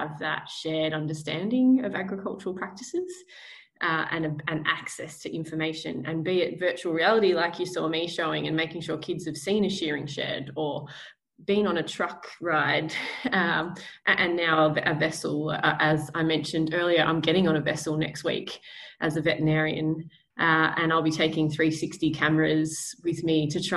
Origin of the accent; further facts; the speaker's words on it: Australia; also born or lived in Victoria / New South Wales; growing up in country Victoria and New South Wales